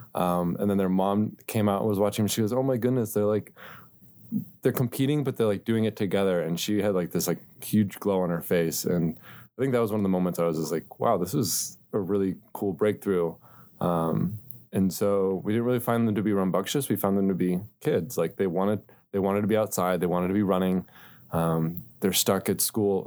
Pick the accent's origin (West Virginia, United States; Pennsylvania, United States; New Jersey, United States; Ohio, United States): Ohio, United States; Akron; now in Cincinnati, United States; originally from Northeast Ohio, Akron area